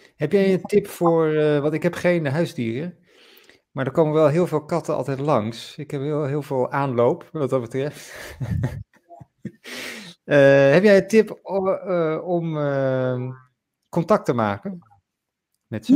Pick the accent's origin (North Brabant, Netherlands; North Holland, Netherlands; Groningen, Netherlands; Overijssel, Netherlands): Groningen, Netherlands; ik kom ook uit Groningen